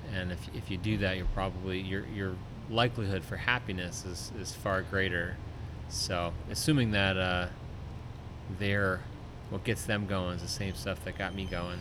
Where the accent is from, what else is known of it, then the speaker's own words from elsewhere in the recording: along the Delaware River, New Jersey, United States; I grew up on the New Jersey side